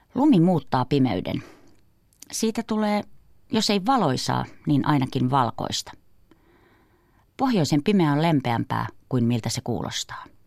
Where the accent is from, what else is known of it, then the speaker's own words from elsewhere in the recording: Kuusamo, North Ostrobothnia, Finland; moved away; Olen kotoisin Kuusamosta, napapiirin eteläpuolelta.